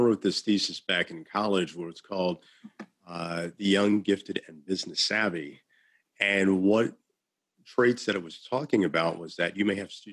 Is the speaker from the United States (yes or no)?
yes; Illinois, United States; I'm from Illinois